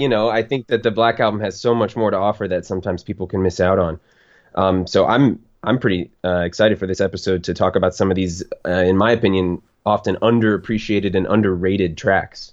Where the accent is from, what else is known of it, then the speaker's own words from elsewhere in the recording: Florida, United States; I'm born and raised in Florida